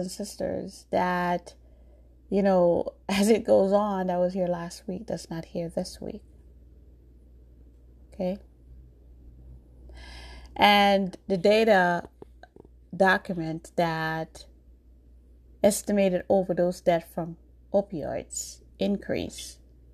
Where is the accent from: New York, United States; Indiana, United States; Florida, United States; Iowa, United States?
New York, United States; also born or lived in Jamaica; born in Jamaica, but I grew up in New York.